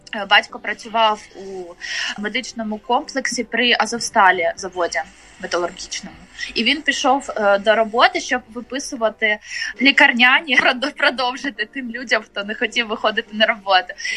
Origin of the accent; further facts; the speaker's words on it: Mariupol, Donetsk Oblast, Ukraine; now in Kharkiv, Ukraine; Я родом з Маріуполя, але жила у Харкові з 2008 року